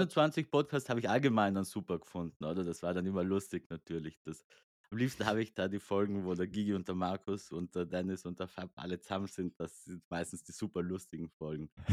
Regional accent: South Tyrol, Trentino-Alto Adige, Italy; ich komme aus Südtirol

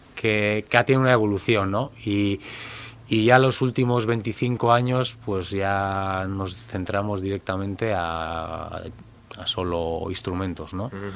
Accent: Elorrio, Basque Country, Spain; yo soy un chico del Orrio, de un pueblo de Vizcaya, frontera con, con Guipúzcoa. Nuestra familia es de allí

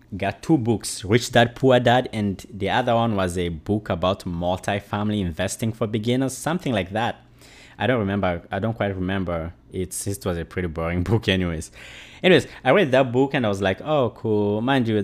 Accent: DR Congo; moved away; also born or lived in Uganda; I'm a refugee from Congo in Central Africa. I left my country due to war

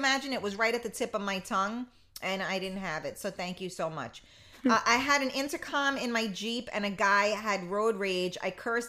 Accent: New York City, New York, United States; I'm from the Bronx

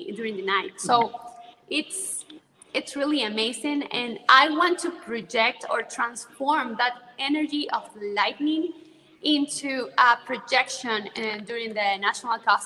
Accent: Zulia, Venezuela; English is a second language; moved away as an adult; now in Caracas, Venezuela; Zulia State, which is the state that I was born

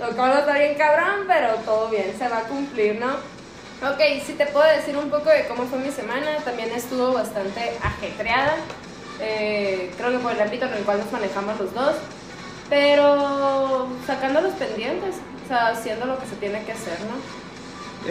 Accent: Aguascalientes, Mexico; yo soy de Aguascalientes. Y en Aguascalientes, en los, en los kinder hacían una evaluación psicológica

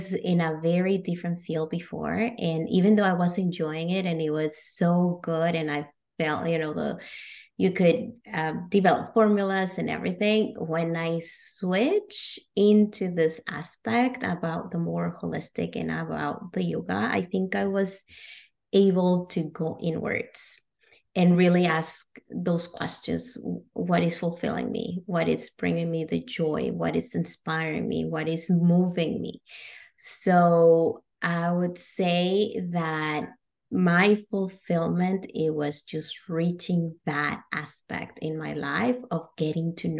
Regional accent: Monterrey, Nuevo León, Mexico; moved away as an adult; also born or lived in Kentucky, United States; now in Canada; I was actually born and raised in Mexico. I'm from Monterrey, Mexico.

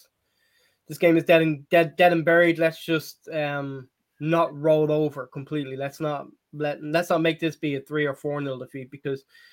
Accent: Ireland; now in California, United States; Have I ever been in Ireland before? I grew up there.

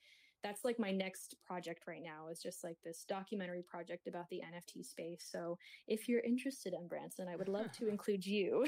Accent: Kingston, Ontario, Canada; It's just like a landscape of these lilacs outside of my hometown, Kingston, Ontario.

